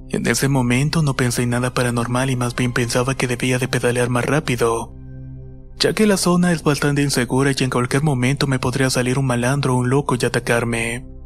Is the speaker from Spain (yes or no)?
no; Villa del Rosario, Norte de Santander, Colombia; Soy de Villa de Rosario Norte de Santander, Colombia. Soy ciclista